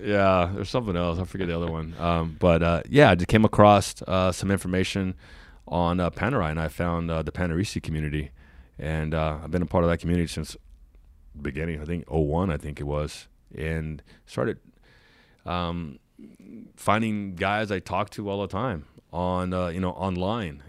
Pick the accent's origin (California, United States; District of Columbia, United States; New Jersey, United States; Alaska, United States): California, United States; San Diego; I'm born and raised in San Diego. I grew up watching the Chargers.